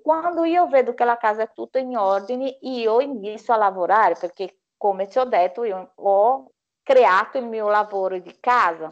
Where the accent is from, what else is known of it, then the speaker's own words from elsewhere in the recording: Brazil; Italian is a second language; now in Italy; quella bellissima colazione che facciamo dal mio paese